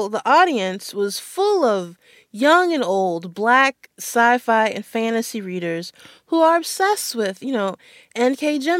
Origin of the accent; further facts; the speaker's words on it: Maryland, United States; I grew up in Maryland